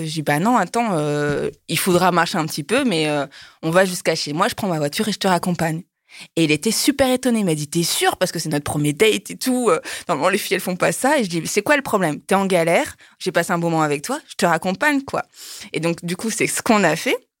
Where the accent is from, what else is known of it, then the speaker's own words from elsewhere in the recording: France; moved away; also born or lived in Japan; je suis française